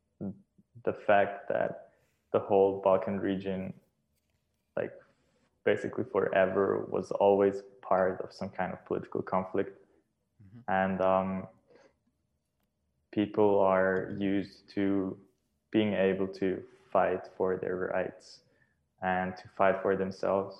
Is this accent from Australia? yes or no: no; Switzerland; first language Serbian; English is a second language; moved away as an adult; now in Belgrade, Serbia; I consider myself absolutely Swiss, born and raised in Switzerland